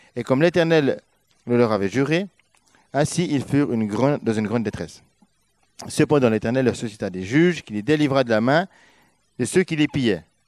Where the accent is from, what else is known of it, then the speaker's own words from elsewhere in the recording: Switzerland; moved away as an adult; On a quitté notre Suisse pour être là